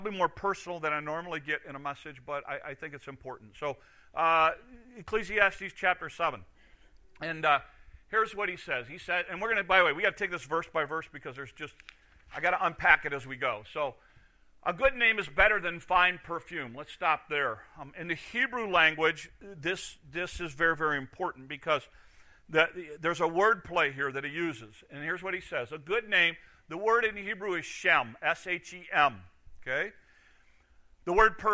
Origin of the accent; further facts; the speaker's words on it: United States; as an American